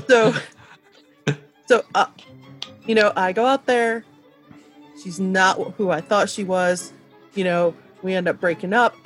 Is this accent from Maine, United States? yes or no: no; Michigan, United States; I'm from Michigan, and like, okay. It's gun country in its own weird way. So, like, I can remember when I was young, my dad was a deer hunter